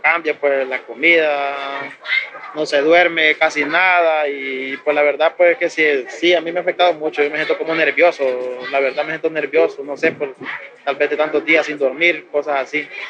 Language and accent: Spanish; Honduras; moved away as an adult; desde el día que salí de mi casa allá de Honduras